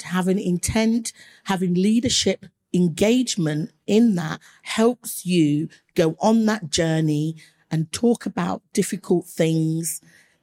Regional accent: Leicester, East Midlands, United Kingdom; I grew up in Leicester, and Leicester has a huge Asian population

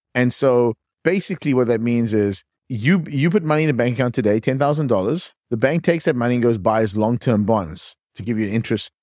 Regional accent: East London, Eastern Cape, South Africa; accent: South African; moved away as an adult; also born or lived in Johannesburg, South Africa; now in California, United States; I was born in a small town called East London, but then I studied at the University of Cape Town, moved to Johannesburg

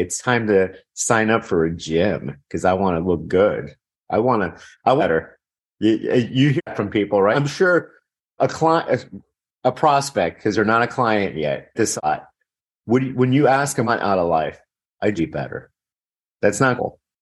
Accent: Miami, Florida, United States; I'm actually from Miami, born in Miami

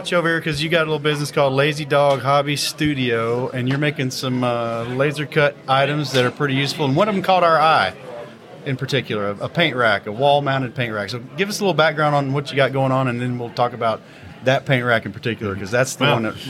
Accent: Johnson City, Tennessee, United States; Well, I'm from Johnson City originally.

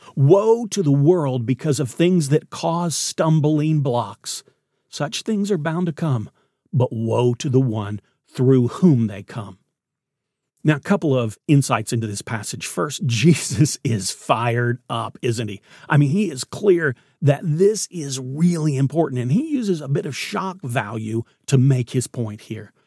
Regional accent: Knoxville, Tennessee, United States; I grew up in Knoxville

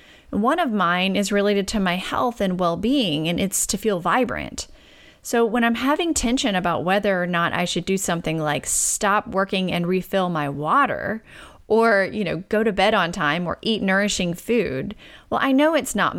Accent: Deep South, United States; and because I'm from the Deep South, I like to throw in obedient and selfless to the mix.

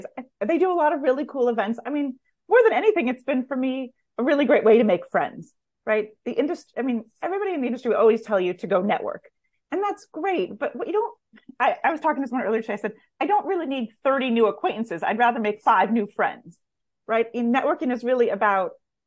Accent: California, United States; now in New York, United States; I grew up in California and live in New York

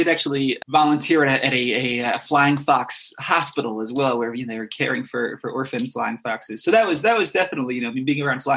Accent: Westchester County, New York, United States; I grew up in New York State in Westchester County

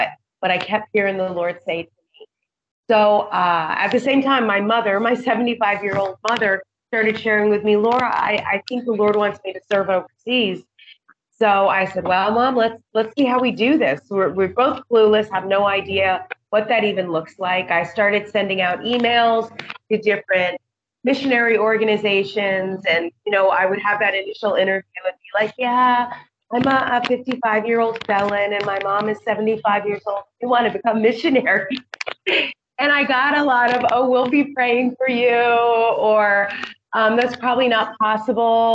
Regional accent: Montana, United States; moved away as an adult; now in Indonesia; I'm from Montana where we hike and we boat

